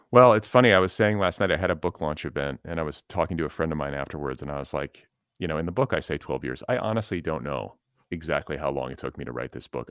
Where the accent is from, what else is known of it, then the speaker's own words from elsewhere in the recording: Midwest, United States; moved away as an adult; also born or lived in the South (familial roots); now in Los Angeles, United States; I was born in the Midwest. But I, I live in L A.